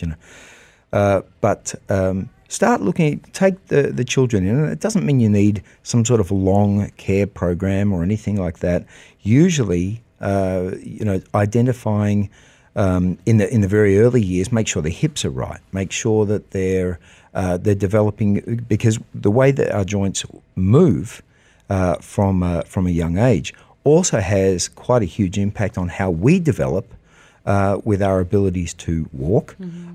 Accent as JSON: {"language": "English", "country": "Australia", "also_born_or_lived": "United States", "moved": "yes", "lives_now": "United Arab Emirates", "said": "I'm Australian, but I was educated in America"}